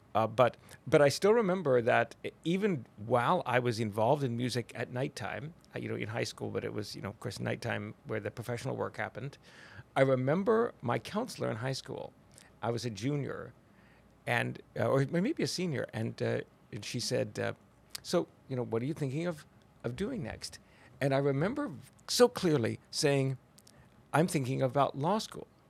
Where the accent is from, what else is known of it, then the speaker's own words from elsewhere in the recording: Oregon, United States; now in Texas, United States; I'm from Oregon